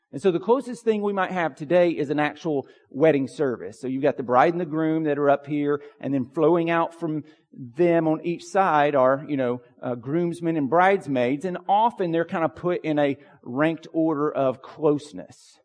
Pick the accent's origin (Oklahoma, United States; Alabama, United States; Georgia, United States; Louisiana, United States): Georgia, United States; Pine Log; When I was a kid growing up in Pine Log, Georgia